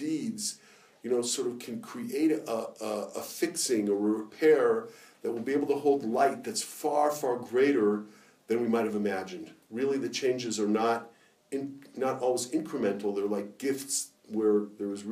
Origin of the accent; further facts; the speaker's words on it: Los Angeles, California, United States; I grew up in Los Angeles, in the Orthodox community in Los Angeles.